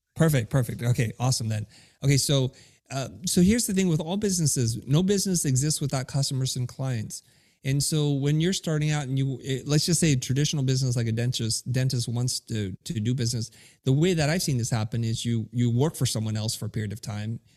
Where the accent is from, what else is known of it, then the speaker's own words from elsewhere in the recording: United States; English is a second language; I grew up in America